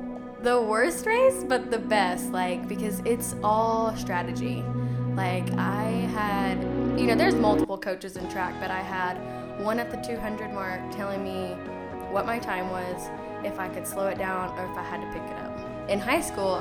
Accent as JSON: {"language": "English", "town": "Dalhart", "region": "Texas", "country": "United States", "moved": "yes", "lives_now": "College Station, United States", "said": "I'm from Dalhart, Texas, so 10 hours north of here. Really far from home"}